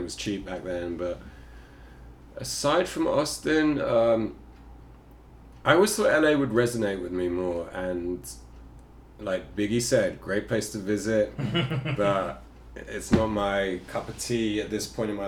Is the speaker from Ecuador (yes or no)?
no; Ireland; moved away; also born or lived in New York; I'm like an Irish Jew